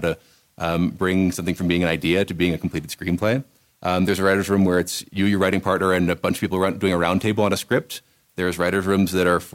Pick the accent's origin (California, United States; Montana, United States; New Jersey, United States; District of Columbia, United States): District of Columbia, United States; Washington; moved away as an adult; also born or lived in Rome, Italy / Hollywood; I grew up in Washington, D.C.